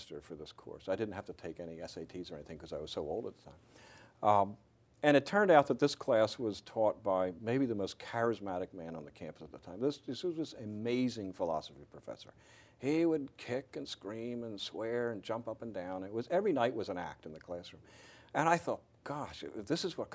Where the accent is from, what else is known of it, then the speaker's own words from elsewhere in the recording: Sharon Hill, Pennsylvania, United States; also born or lived in Philadelphia; I was born in Sharon Hill